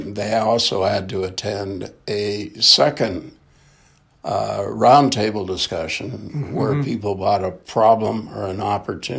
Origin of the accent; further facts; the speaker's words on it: Canada; I'm a Canadian through and through.